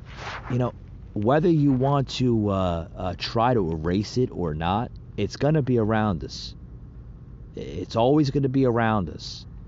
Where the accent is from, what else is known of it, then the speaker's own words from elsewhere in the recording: New Jersey, United States; now in Georgia, United States; I'm from I'm from New Jersey originally. Okay, I live in the state of Georgia